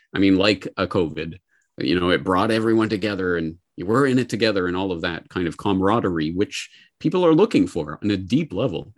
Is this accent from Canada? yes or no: yes; Canada; now in Japan; a Canadian living in Japan